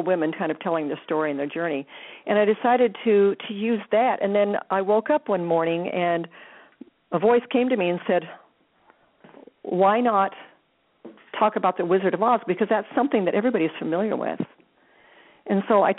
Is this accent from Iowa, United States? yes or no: yes; Des Moines, Iowa, United States; growing up in Iowa, lived, born and raised in Des Moines.